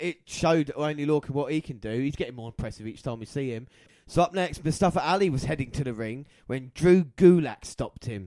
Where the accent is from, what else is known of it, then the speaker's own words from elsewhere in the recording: United Kingdom; We are British